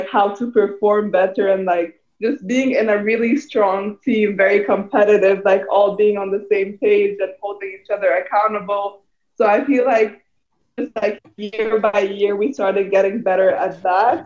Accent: Cairo, Egypt; moved away as an adult; also born or lived in California; I came from Egypt

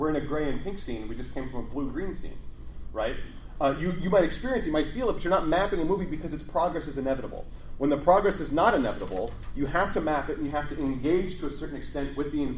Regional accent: Chicago, Illinois, United States; here's Chicago. This is my hometown.

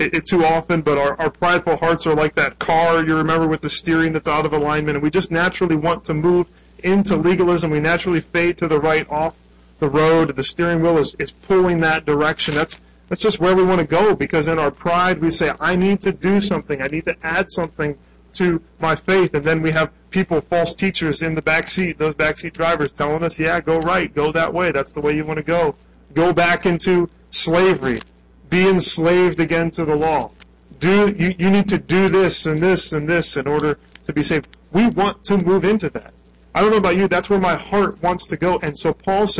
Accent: United States; I'm an American

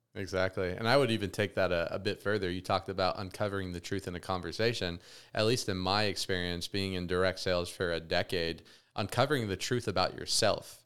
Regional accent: Las Vegas, Nevada, United States; growing up in Vegas, I got very consumed in, you know, Sin City

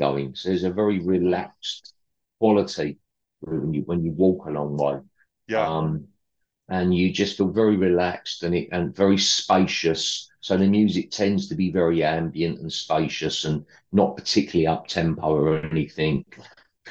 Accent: London, United Kingdom; I'm from the East End of London originally

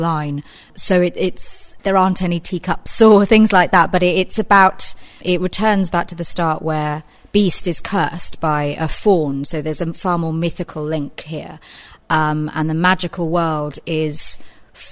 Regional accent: Reading, South East England, United Kingdom; I'm from Reading originally, as is Ollie

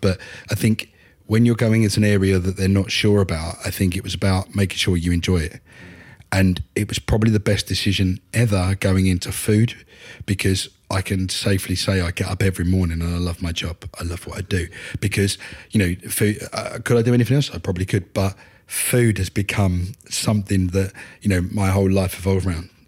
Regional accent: Upminster, East of England, United Kingdom; now in Tiptree, United Kingdom; I'm an Essex boy. Um, I'm originally from Upminster.

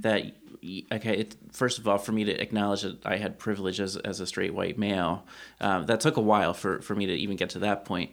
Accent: Lancaster County, Pennsylvania, United States; a straight white male who was born and raised in Lancaster County

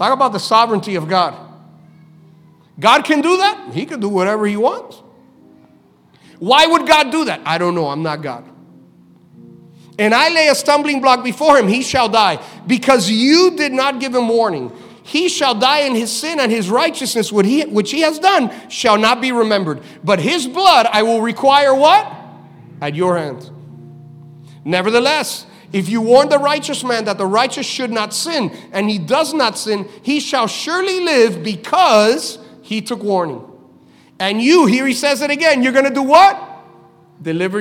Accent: Miami, Florida, United States; we're from Miami

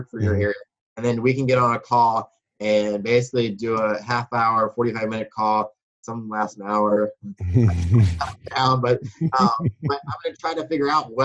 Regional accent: Baltimore, Maryland, United States; also born or lived in Wisconsin; I grew up in Baltimore. Or Baltimore, Maryland, as people like to say

